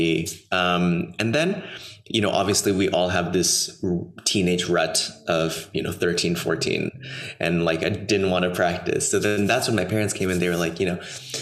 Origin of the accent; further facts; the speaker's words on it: Los Angeles, California, United States; also born or lived in New York / Miami / Germany / Austria; now in Paris, France; I grew up in Los Angeles, right outside of Los Angeles